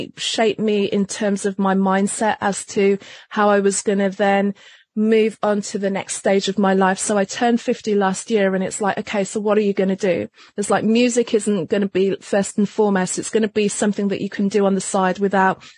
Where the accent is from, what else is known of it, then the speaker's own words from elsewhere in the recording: Wolverhampton, West Midlands, United Kingdom; moved away; also born or lived in London; I was born in London, but I actually grew up in a very small town outside of London called Wolverhampton